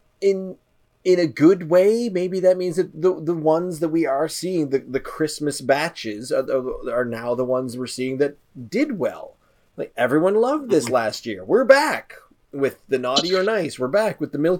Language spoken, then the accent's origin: English; the Maritimes, Canada; I suppose as a Canadian